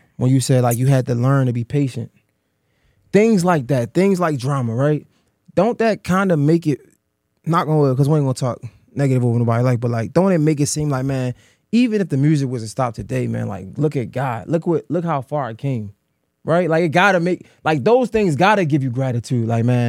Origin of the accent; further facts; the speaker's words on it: Baltimore, Maryland, United States; I'm from Baltimore, and every time I get a chance, I talk about my city.